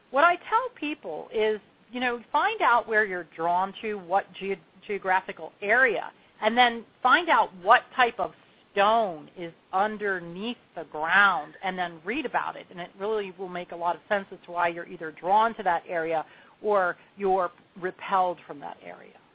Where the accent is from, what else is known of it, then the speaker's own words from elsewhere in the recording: Long Beach Island, New Jersey, United States; now in Asheville, United States; I grew up on Long Beach Island.